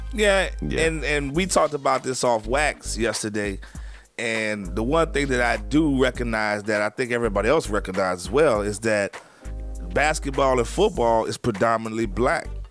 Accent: New Orleans, Louisiana, United States; where I grew up in New Orleans

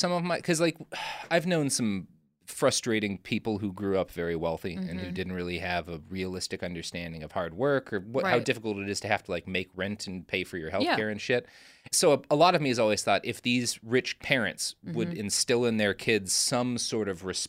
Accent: Dallas, Texas, United States; born or raised there; also born or lived in Oklahoma

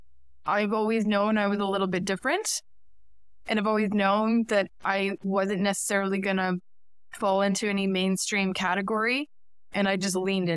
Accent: Brantford, Ontario, Canada; also born or lived in New York / Connecticut; now in Toronto, Canada; I went to school in Brantford, Ontario, and my high school was Brantford Collegiate Institute

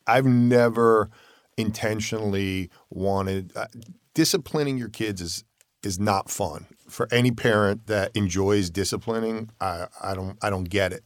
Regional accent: Connecticut, United States; we moved up to Connecticut to my hometown.

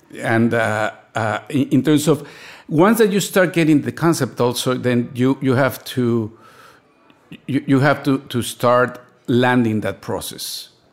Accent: Mexico City, Mexico; A middle-class family in Mexico growing up in the sixties and the seventies

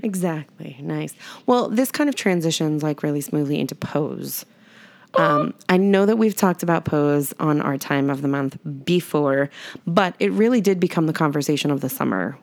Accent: New York, United States; moved away as an adult; also born or lived in Arizona; I grew up in New York in the eighties

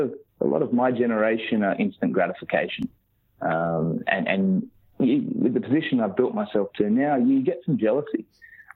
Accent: Australia; I was born in Australia

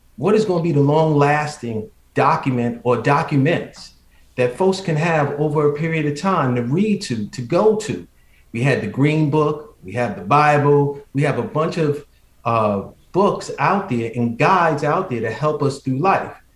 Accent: New York City, New York, United States; growing up in the Bronx

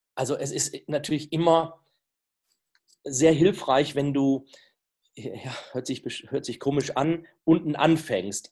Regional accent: the Leverkusen area, North Rhine-Westphalia, Germany; Ich komme ja hier aus der Gegend

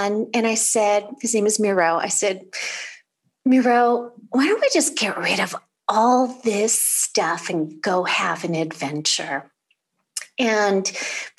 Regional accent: California, United States; I'm originally from California

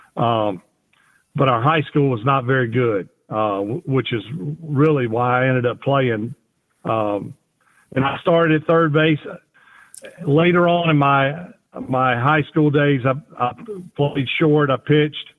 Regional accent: Kiln, Mississippi, United States; also born or lived in Gulfport, Mississippi; I was born in Gulfport, Mississippi, which is right smack dab on the Gulf of Mexico. Uh, I grew up about 20 minutes east, excuse me, west of there

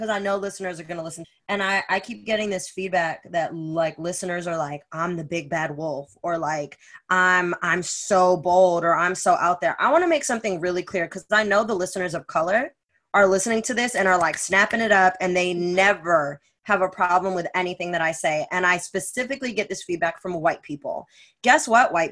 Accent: United States; as an American growing up here

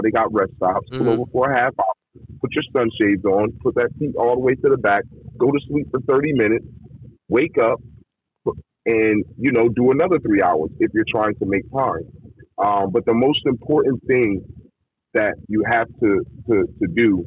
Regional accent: East Coast, United States; I'm from the East Coast

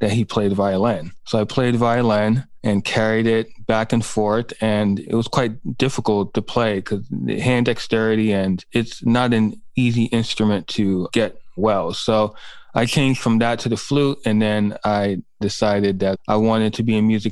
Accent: New York City, New York, United States; I grew up in Manhattan and Brooklyn

